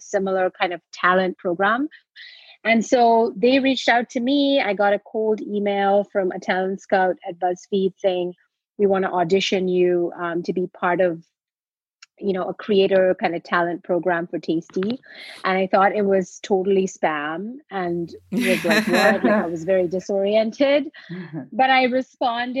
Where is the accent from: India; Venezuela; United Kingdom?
India; moved away as an adult; now in United States; I grew up in India and I came to the US to study